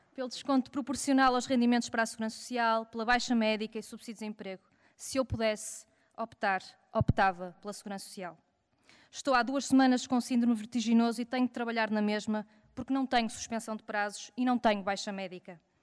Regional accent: Porto, Norte, Portugal; eu sou do Porto

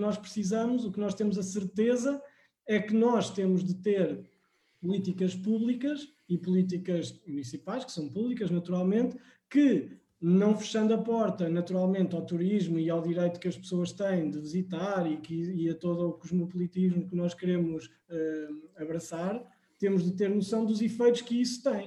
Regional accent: Coimbra, Centro, Portugal; eu sou natural de Coimbra

